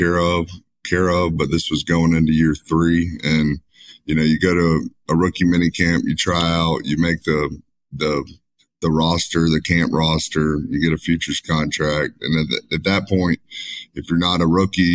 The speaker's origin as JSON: {"language": "English", "town": "Spanish Fort", "region": "Alabama", "country": "United States", "tie": "born or raised there", "said": "I'm from Spanish Fort, Alabama. Grew up in Spanish Fort"}